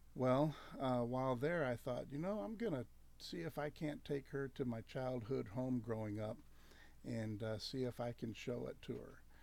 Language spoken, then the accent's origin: English; Spring Hill, Louisiana, United States; moved away; little town of 4,000 people in Spring Hill, Louisiana. It's about an hour north of Shreveport.